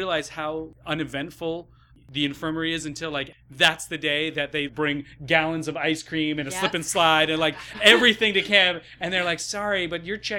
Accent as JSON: {"language": "English", "region": "Ohio", "country": "United States", "tie": "born or raised there", "said": "I grew up in Ohio."}